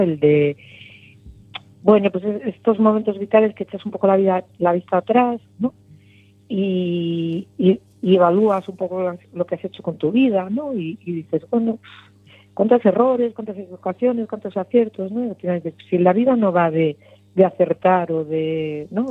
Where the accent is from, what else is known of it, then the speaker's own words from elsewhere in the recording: Lugo, Galicia, Spain; moved away as an adult; now in A Coruña, Spain; soy de Lugo y me crié allí